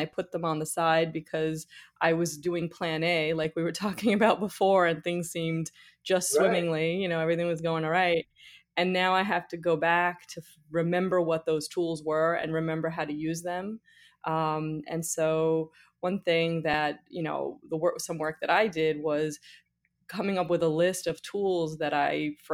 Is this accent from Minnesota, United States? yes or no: no; New York, United States; I'm from New York also